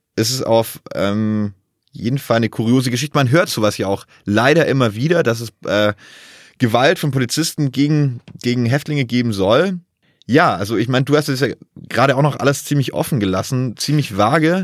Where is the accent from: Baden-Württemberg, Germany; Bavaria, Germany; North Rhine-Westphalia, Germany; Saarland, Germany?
Baden-Württemberg, Germany; Bad Waldsee; meiner Heimatstadt Bad Waldsee